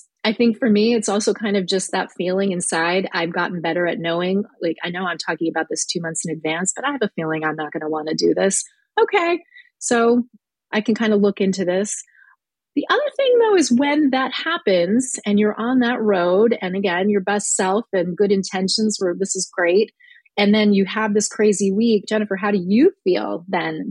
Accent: Midwest, United States; I'm from the Midwest

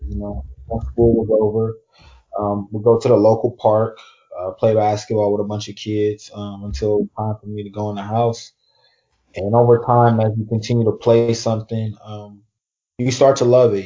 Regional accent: Oakland, California, United States; I'm from Oakland, California

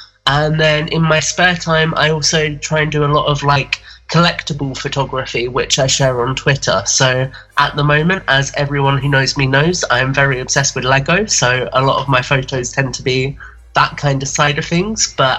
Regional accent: Kent, South East England, United Kingdom; I'm from Kent in the UK

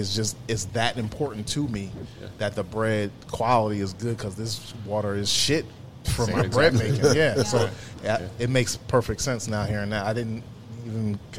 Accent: Philadelphia, Pennsylvania, United States; Being from this area

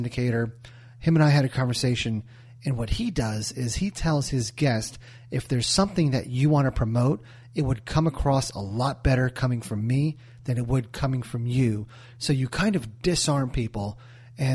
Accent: New Jersey, United States; I'm from Jersey

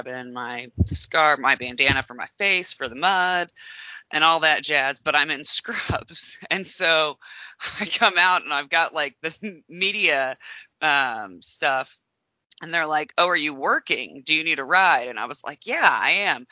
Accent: Speedway, Indiana, United States; I grew up in Speedway

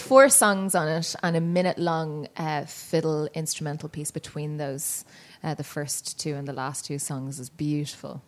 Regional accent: Dublin, Leinster, Ireland; moved away as an adult; now in Toronto, Canada; I grew up in Dublin

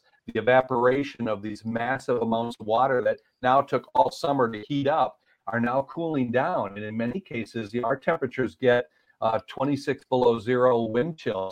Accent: Marquette, Michigan, United States; I grew up in Marquette, so that's literally you know within 70 miles of where the Edmund Fitzgerald went down.

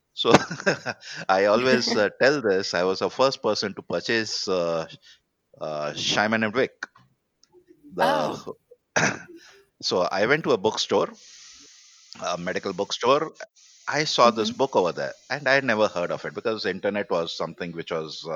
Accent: India; I bargained as any Indian

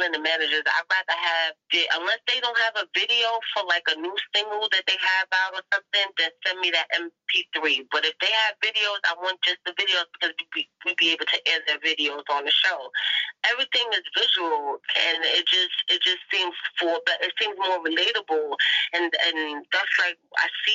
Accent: New York City, New York, United States; I'm from Harlem. I live in Harlem

